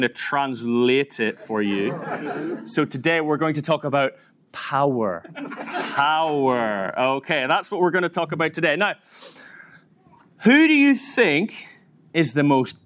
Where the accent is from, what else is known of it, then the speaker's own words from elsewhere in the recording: Northern Ireland, United Kingdom; moved away as an adult; now in Manchester, United Kingdom; I'm from Northern Ireland, you may have worked it out from my accent, moved across to England 15 years ago, 2008